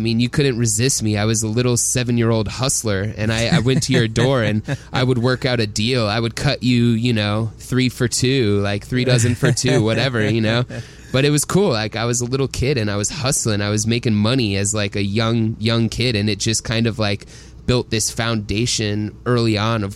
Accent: Atlanta, Georgia, United States; Growing up in Atlanta, Georgia

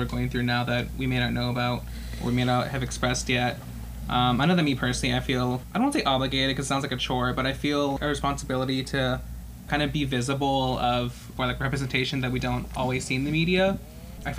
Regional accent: Hillsboro, Oregon, United States; I'm from Hillsboro, Oregon.

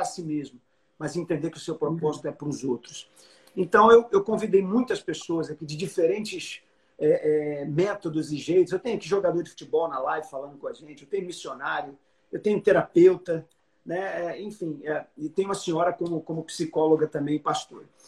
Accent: Brazil; eu sou do Brasil

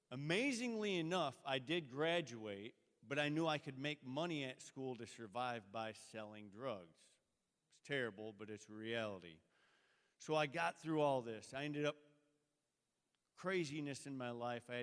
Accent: Sturgis, United States; Uh, I come from Sturgis.

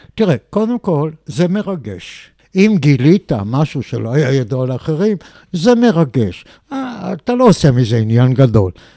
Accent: Israel; אני בא מישראל

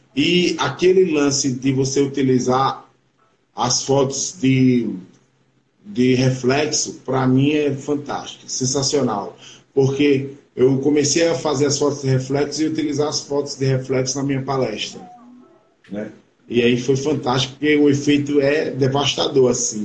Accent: Brazil; eu sou Juquerense, Juquerense

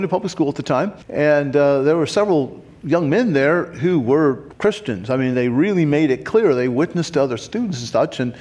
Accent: Fairborn, Ohio, United States; also born or lived in Springfield, Missouri / Kentucky; I grew up in Fairborn

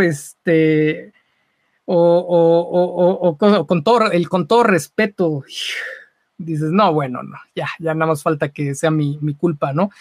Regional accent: Mexico; como mexicanos

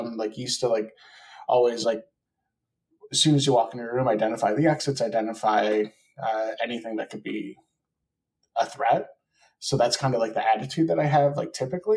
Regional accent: Wisconsin, United States; moved away; I'm from Wisconsin originally

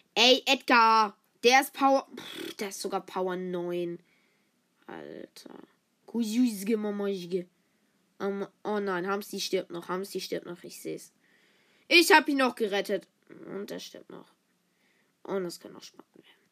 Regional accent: the South, Southern Germany, Germany; ich bin eigentlich aus dem Süden. Ich bin aus dem Süden, Süden.

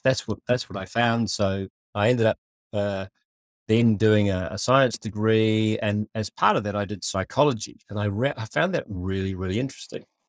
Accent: New Zealand; I was born in Aotearoa, New Zealand

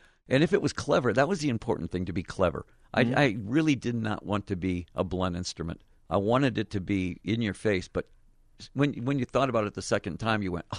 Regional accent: Detroit, Michigan, United States; moved away; also born or lived in Phoenix; I was born in Detroit

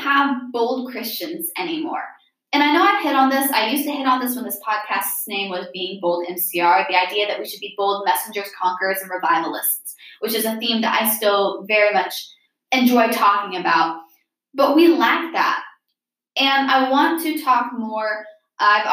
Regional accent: Midwest, United States; I'm from the Midwest

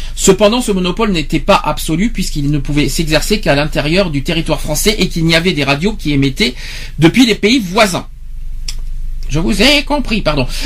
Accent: Nouvelle-Aquitaine, France; chez nous en Aquitaine

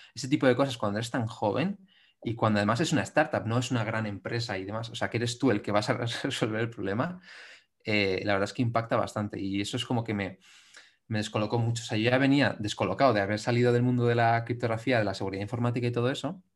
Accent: Madrid, Community of Madrid, Spain; soy un chico de Madrid

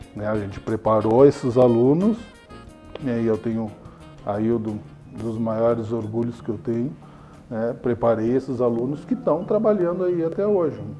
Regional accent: Dom Pedrito, Rio Grande do Sul, Brazil; also born or lived in Lavras do Sul / Pelotas; eu nasci aqui em Dom Pedrito. Né? E moramos aqui, eu morei aqui até os 5, 6 anos.

